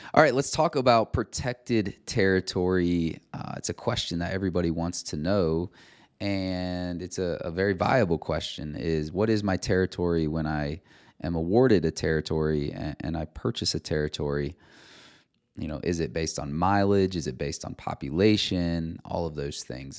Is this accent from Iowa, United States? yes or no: yes; Cedar Rapids, Iowa, United States; Cedar Rapids, Iowa, where my hometown is